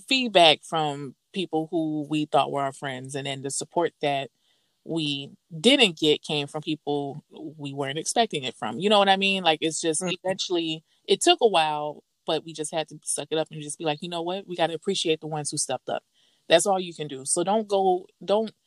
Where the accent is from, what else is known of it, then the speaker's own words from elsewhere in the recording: the South, United States; I'm from the South